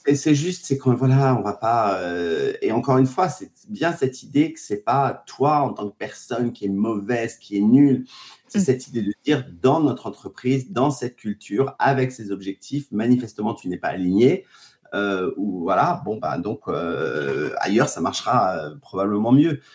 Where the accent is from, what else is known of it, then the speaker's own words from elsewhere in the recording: Paris, Île-de-France, France; also born or lived in Biarritz / United States; je suis un pur produit banlieusard, pas, pas forcément parisien, euh, mais euh, oui, je viens de Paris.